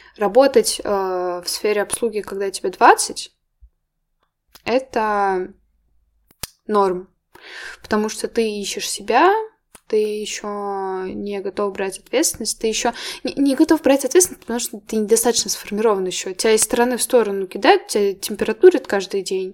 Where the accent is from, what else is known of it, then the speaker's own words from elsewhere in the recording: Moscow, Russia; я родилась в Москве, я в Москве училась